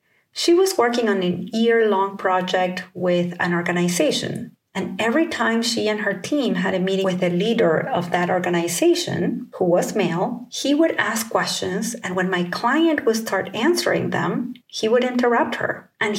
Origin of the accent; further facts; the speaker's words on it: California, United States; I'm from the Bay Area in Northern California.